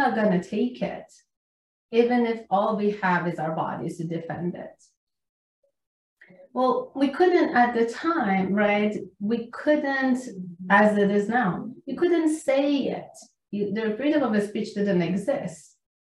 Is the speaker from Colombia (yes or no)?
no; Iran; moved away as an adult; I'm Iranian. I came from Iran when I was 20 years old